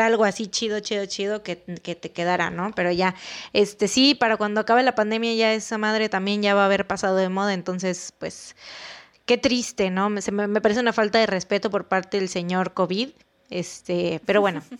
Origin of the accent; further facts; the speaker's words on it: Veracruz, Mexico; tenemos este tono de voz así de que hablamos medio golpeado, sobre todo los jarochos